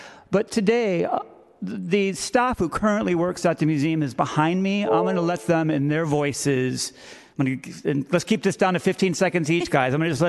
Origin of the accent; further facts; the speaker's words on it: San Francisco, California, United States; born and raised in San Francisco